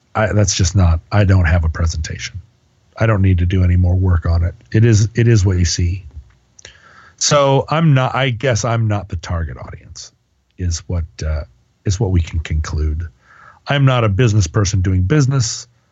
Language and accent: English; United States; I'm an American